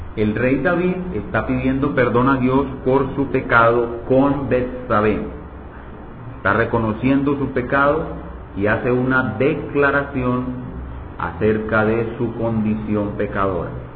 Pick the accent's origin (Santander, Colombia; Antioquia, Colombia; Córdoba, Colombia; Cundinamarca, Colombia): Antioquia, Colombia; Medellín; moved away; allá en Medellín, en mi tierra